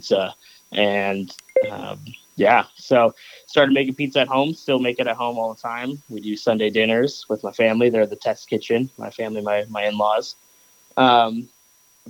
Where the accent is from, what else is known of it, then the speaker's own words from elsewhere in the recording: Rochester, New York, United States; moved away as an adult; now in Washington, United States; I grew up in Western New York, Rochester, for anyone who knows, just outside Buffalo